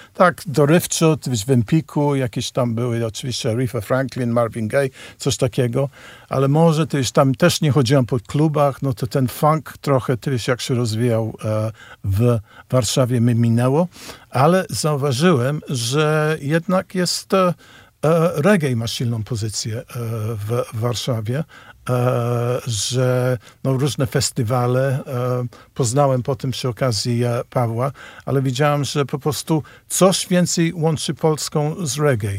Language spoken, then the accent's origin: Polish; United Kingdom; Polish is a second language; moved away; ja z Wielkiej Brytanii, gdzie ja się trochę wychowałem na muzyce soul i reggae